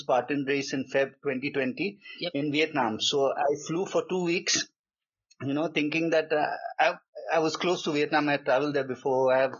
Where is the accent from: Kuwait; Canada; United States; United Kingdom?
Kuwait; also born or lived in Goa, India / UAE; I was born in Kuwait, that Middle East country, yep, next to Dubai, and did my schooling there. And originally from a small state in India called Goa.